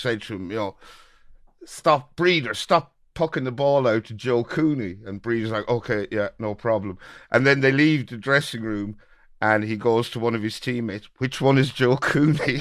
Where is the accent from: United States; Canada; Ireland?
Ireland; Birr, County Offaly; a fella from my hometown of Borough